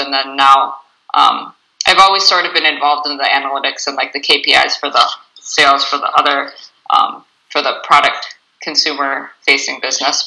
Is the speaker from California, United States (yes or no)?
no; Bloomington, Minnesota, United States; moved away as an adult; I'm originally from Bloomington, Minnesota, and I moved up here about six years ago